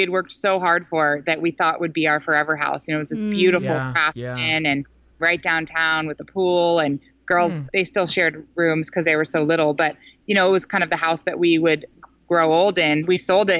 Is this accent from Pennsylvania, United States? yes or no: no; Silicon Valley, Bay Area, California, United States; moved away; I grew up in Silicon Valley in the Bay Area